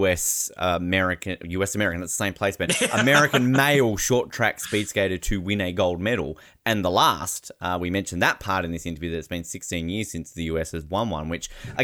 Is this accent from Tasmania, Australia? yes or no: yes; Tasmania, Australia; as a Tasmanian, as an Australian